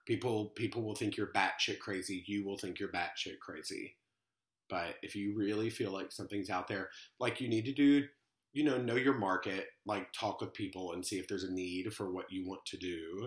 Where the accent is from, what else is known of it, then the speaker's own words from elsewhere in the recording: Little Rock, Arkansas, United States; also born or lived in Oxford, Mississippi; now in New York, United States; I'm from Little Rock, Arkansas.